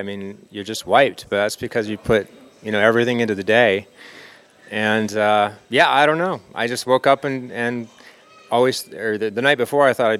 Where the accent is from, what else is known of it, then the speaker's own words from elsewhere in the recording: Vancouver, British Columbia, Canada; moved away as an adult; now in Arizona, United States; I'm originally from Vancouver, so this is a return home for me. But I've lived in Arizona for the last 12 years.